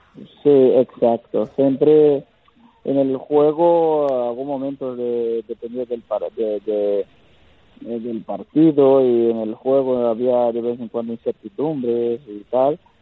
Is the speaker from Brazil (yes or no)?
yes; Brazil; moved away; also born or lived in Spain; no he dejado de ser brasileño, sigo siendo brasileño